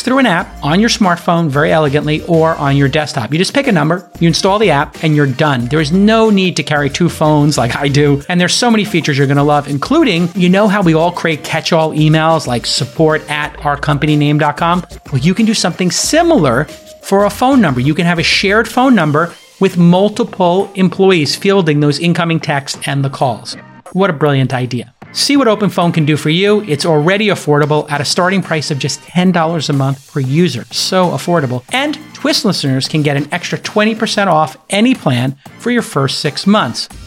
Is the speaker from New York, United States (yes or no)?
yes; New York City, New York, United States; I grew up in Bay Ridge, Brooklyn